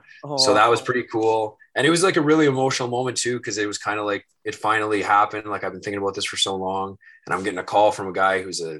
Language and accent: English; Newmarket, Ontario, Canada; also born or lived in Halifax / West Coast; And then I was born in Halifax, and we also lived on the West Coast. And then we settled down in Newmarket, just north of Toronto.